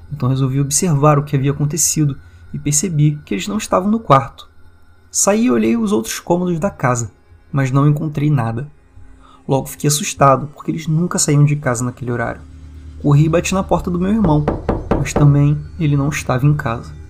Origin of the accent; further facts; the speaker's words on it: Rio de Janeiro, Brazil; inclusive bem longe de onde eu tô, né, porque eu sou do Rio de Janeiro